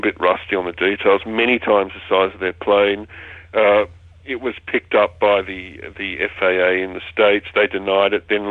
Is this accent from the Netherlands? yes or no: no; Australia; I'm Australian. I don't speak English properly.